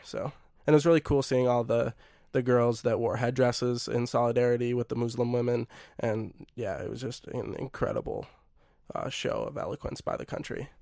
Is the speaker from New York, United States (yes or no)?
no; Minnesota, United States; I'm Minnesotan and Norwegian